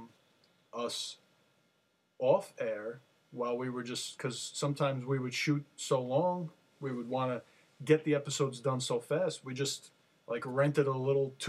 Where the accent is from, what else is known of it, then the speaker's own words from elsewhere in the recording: Jersey City, New Jersey, United States; I grew up in Jersey City